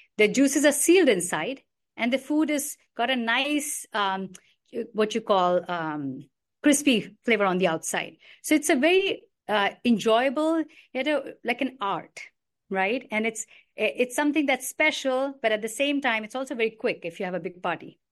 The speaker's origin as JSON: {"language": "English", "town": "New Delhi", "region": "Delhi", "country": "India", "tie": "born or raised there", "also_born_or_lived": "Karnataka", "moved": "yes", "said": "I grew up in New Delhi"}